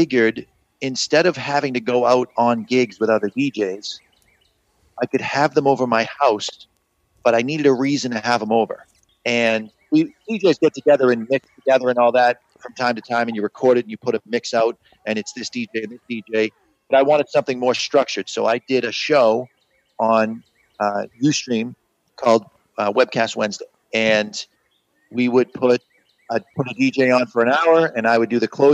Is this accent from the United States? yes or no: yes; Haverhill, Massachusetts, United States; also born or lived in Lawrence, Massachusetts; I grew up in Haverhill, Massachusetts.